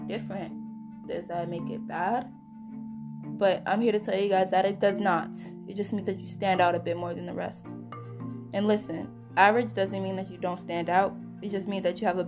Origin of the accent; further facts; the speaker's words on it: United States; I'm American